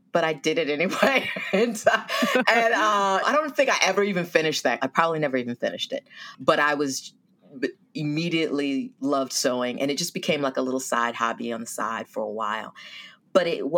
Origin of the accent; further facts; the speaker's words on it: Silicon Valley, California, United States; moved away as an adult; also born or lived in Washington, D.C.; I'm a Californian, born and raised in Silicon Valley, and I moved to D.C.